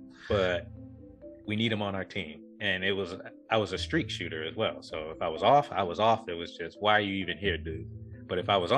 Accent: Norfolk, Virginia, United States; growing up in Norfolk, growing up in not a great neighborhood

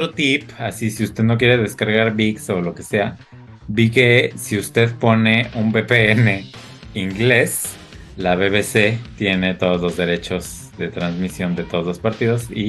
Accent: Mexico; moved away as an adult; also born or lived in France; now in Paris, France

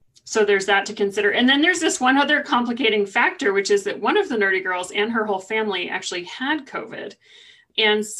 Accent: California, United States; moved away; I'm from California

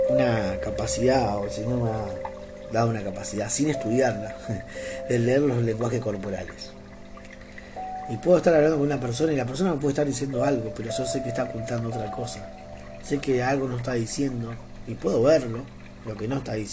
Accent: Argentina; born there; sí, soy argentino, amo Argentina, nací acá en Argentina

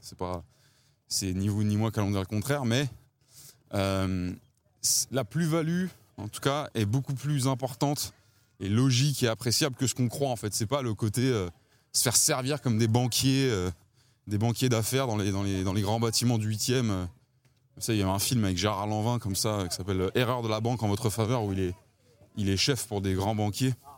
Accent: Paris, Île-de-France, France; j'ai grandi à Ballard, dans le, dans le 15e arrondissement

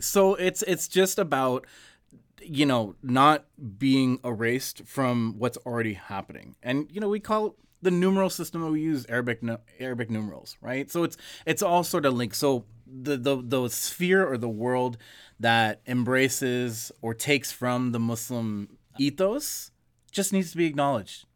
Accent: Canada; we're born and raised here

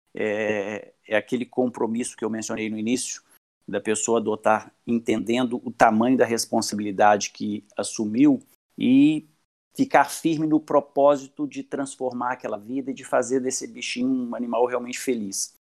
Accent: Belo Horizonte, Minas Gerais, Brazil; sou de Belo Horizonte

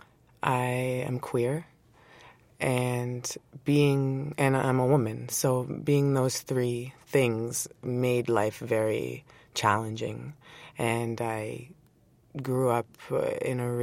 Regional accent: Toronto, Ontario, Canada; Born and raised in Toronto, Scarborough

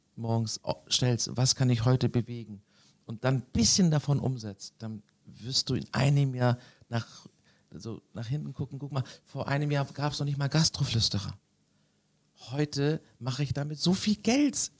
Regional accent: Konstanz, Baden-Württemberg, Germany; now in Hamburg, Germany; bin am Bodensee geboren, in Konstanz

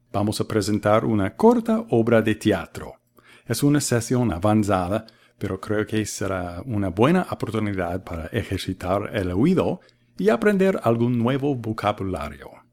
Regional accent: Boston, Massachusetts, United States; I'm from the United States, the city of Boston.

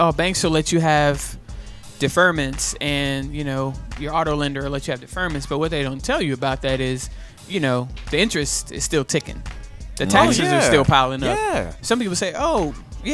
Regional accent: Houston, Texas, United States; moved away; I'm from Houston and all my family is there

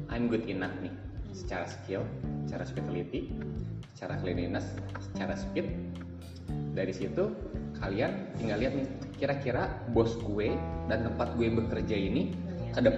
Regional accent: Bandung, West Java, Indonesia; also born or lived in Jakarta; ketika aku dari Bandung ke Jakarta balik lagi ke Bandung orang Jakarta kayak gini bos-bos gue di Jakarta kayak gini

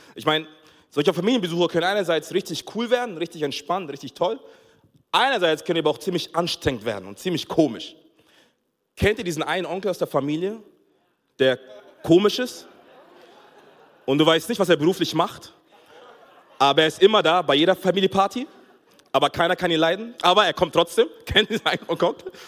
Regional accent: Nuremberg, Bavaria, Germany; also born or lived in Togo; ich bin in Nürnberg aufgewachsen

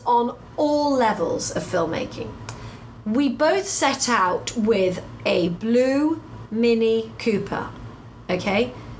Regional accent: United Kingdom; Because being a Brit and being an American, we have a different language anyway.

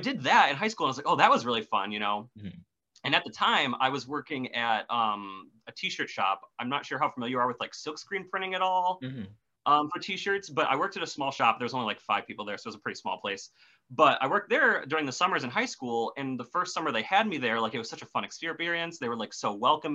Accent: Wisconsin, United States; I am from Wisconsin. I live in the middle of the woods

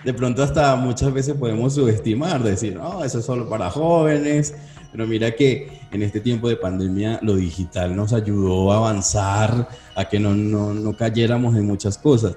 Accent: Venezuela; now in Colombia; Yo, yo soy extranjero y vivo en Colombia. Y ¿De dónde? soy de Venezuela.

